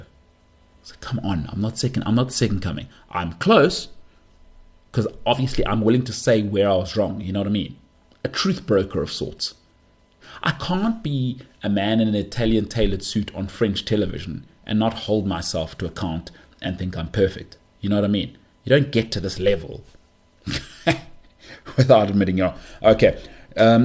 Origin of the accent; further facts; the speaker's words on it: South Africa; as a South African